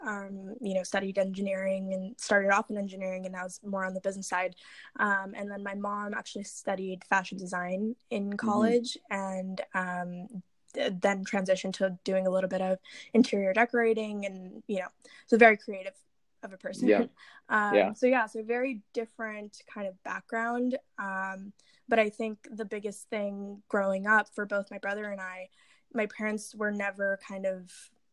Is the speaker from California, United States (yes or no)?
yes; Bay Area, California, United States; also born or lived in India / Kenya / New Jersey; I had the opportunity to grow up in the Bay Area